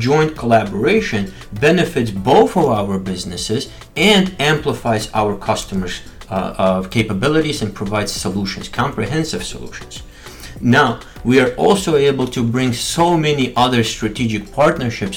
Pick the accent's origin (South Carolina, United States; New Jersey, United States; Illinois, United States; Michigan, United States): Michigan, United States; we're both from Midwest, we're both from Michigan, and both went to Wayne State.